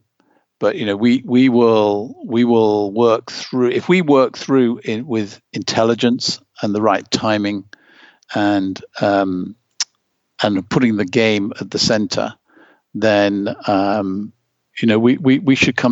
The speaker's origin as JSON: {"language": "English", "country": "Germany", "tie": "born or raised there", "said": "in the years when you and I grew up in East Germany, how important it was to win medals for the East Germans."}